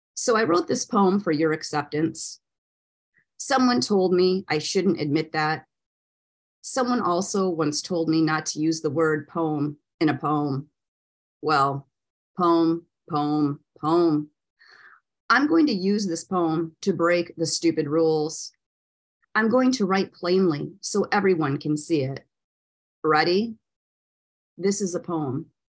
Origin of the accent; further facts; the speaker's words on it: Michigan, United States; now in Florida, United States; I'm from Michigan originally. And when I moved to Florida